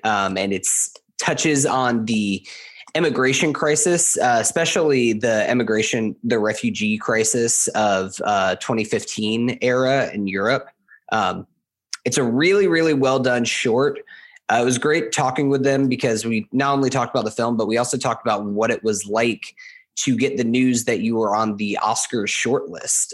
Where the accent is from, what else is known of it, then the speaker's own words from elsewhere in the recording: United States; also born or lived in Florida; I am from America. So I see, and specifically, I live in Florida